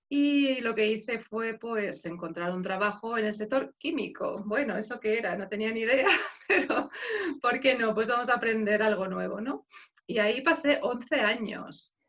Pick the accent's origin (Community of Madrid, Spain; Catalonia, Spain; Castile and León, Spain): Community of Madrid, Spain; Madrid; moved away as an adult; now in Belgium; yo soy de Madrid, entonces 25 años de mi vida he vivido ahí